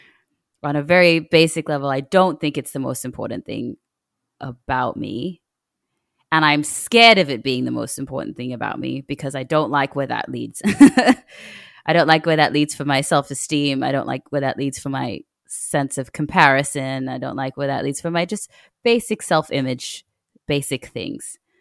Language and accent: English; Australia; moved away as an adult; now in Kenya; I grew up in Australia